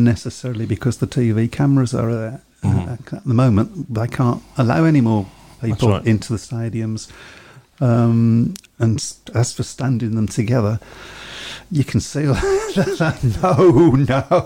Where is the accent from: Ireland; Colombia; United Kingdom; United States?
United Kingdom; Birmingham, West Midlands; I'm a Brummie lad